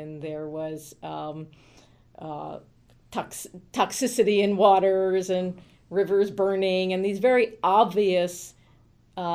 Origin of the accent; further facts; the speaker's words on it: Falls Church, Virginia, United States; now in New York City, United States; I grew up in the DC area, mostly in Northern Virginia, in Falls Church